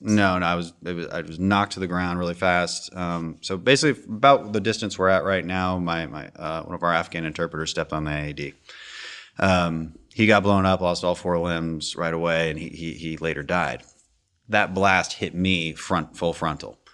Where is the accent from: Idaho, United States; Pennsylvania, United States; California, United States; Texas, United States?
Texas, United States; Houston; I'm also from Houston.